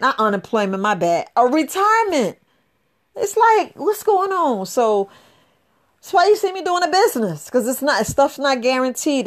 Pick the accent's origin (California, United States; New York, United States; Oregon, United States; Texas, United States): New York, United States; New York City; I was raised up in the Bronx, New York